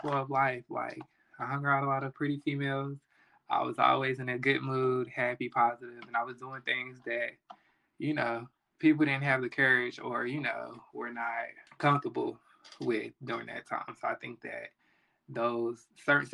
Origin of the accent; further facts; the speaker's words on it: Charlotte, North Carolina, United States; I am from the South, Charlotte, North Carolina. So growing up in like middle school and elementary